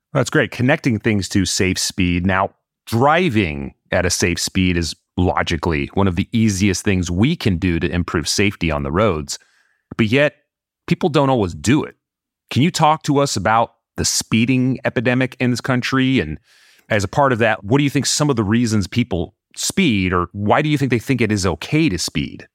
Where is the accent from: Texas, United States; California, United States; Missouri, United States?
California, United States; also born or lived in Los Angeles; I am a Californian. I live in Los Angeles